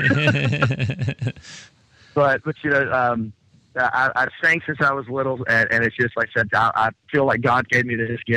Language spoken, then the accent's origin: English; Lexington, North Carolina, United States; moved away as an adult; also born or lived in Atlanta; where you're from, about here in North Carolina at Lexington